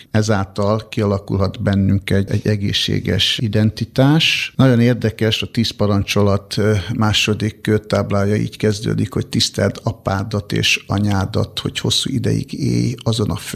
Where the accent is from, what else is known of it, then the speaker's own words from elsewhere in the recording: Budapest, Hungary; also born or lived in Borsod-Abaúj-Zemplén; én egy borsodi születésű ember vagyok, borsodban születtem, pontosabban Nozdon, kisgyerekkorom óta felköltöztünk Budapestre